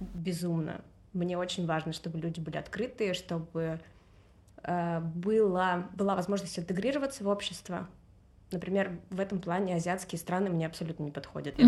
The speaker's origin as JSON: {"language": "Russian", "region": "Saint Petersburg", "country": "Russia", "also_born_or_lived": "Turkey", "moved": "as an adult", "lives_now": "Barcelona, Spain", "said": "я из Питера"}